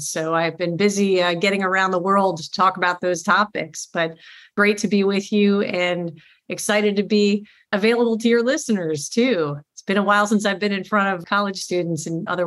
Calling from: Washington, District of Columbia, United States; I am here in Washington, D.C., actually home for a few weeks, which is nice change of pace from all of the travel.

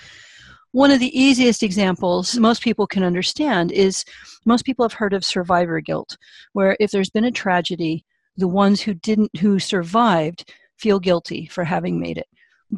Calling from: California, United States; California, a little bit north of San Francisco, up in the redwoods and orchards.

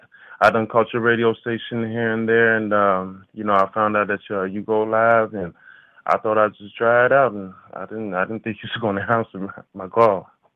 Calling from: Cincinnati, Ohio, United States; I'm calling from Cincinnati.

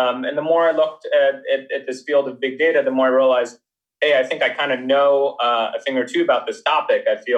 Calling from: Menlo Park, California, United States; I'm calling from sunny Menlo Park.

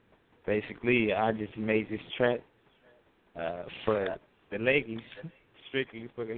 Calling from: Tucson, Arizona, United States; also born or lived in California; Oh, I'm calling from Tucson, Arizona.

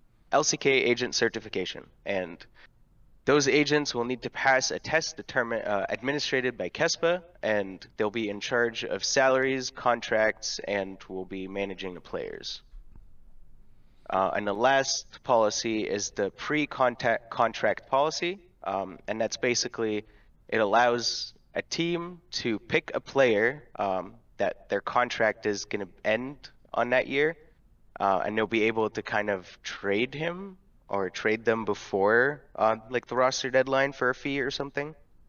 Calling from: Ontario, Canada; I'm calling from Ontario, Canada.

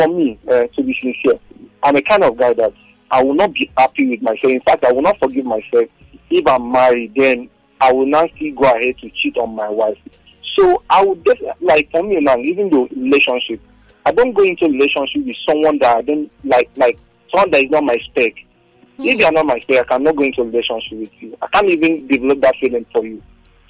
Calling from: Lagos, Nigeria; calling from Lekki.

